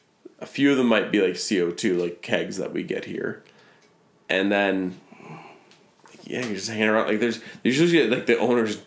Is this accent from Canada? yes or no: yes; Regina, Saskatchewan, Canada; I'm from Regina.